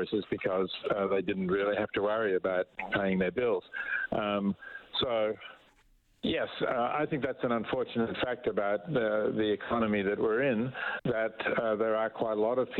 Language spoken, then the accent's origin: English; Australia; accent: Australian; As you can perhaps tell from my accent, I'm Australian